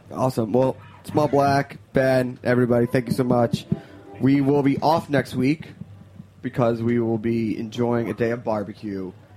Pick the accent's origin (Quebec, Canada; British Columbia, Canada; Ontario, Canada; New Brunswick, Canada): Quebec, Canada; Montreal; Montreal's that's my hometown